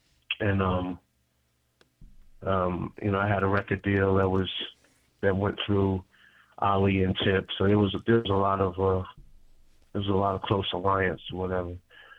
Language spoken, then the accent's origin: English; Queens, New York, United States; Queens is just a playground of creativity, honestly. You know, Queens is one of those spots where a lot of different cultures obviously exist.